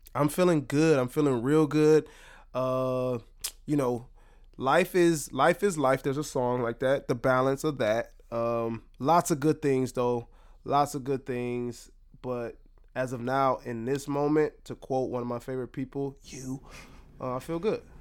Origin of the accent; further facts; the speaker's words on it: Detroit, Michigan, United States; moved away; my home state, my hometown, Detroit